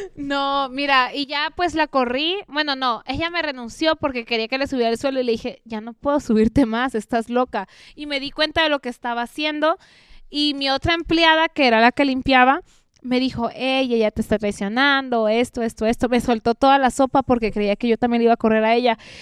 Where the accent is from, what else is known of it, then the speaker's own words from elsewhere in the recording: Veracruz, Mexico; also born or lived in Mexico City; yo soy orgullosamente veracruzana